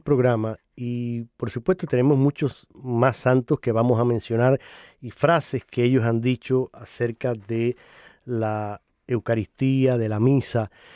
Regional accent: Holguín, Cuba; yo soy cubano, y él fue precisamente obispo en la parte oriental de Cuba, en la diócesis concreta a la que yo pertenezco y a donde nací y crecí. Incluso en mi ciudad natal

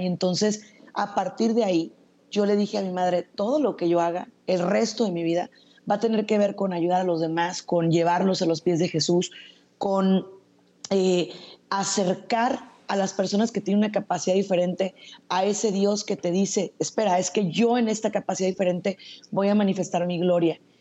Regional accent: Zacatecas, Mexico; now in Tijuana, Mexico; yo soy zacatecana, soy mexicana

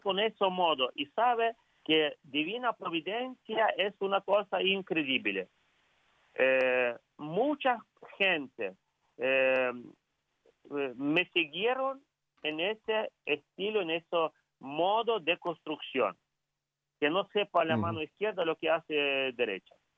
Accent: Ukraine; Spanish is a second language; also born or lived in Rome; Soy, puro ucraniano, eh, soy puro ucraniano, no tengo ni familiares eh, de lengua española

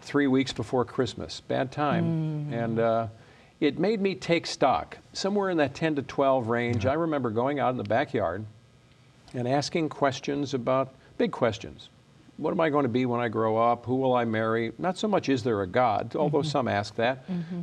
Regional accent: Chicago, Illinois, United States; moved away as an adult; now in Michigan, United States; So I grew up in Chicago. Left when I was about 18, 19 years old

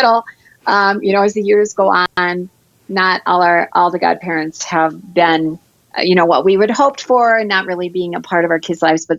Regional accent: Michigan, United States; now in North Dakota, United States; because we live in North Dakota, and I'm originally from Michigan

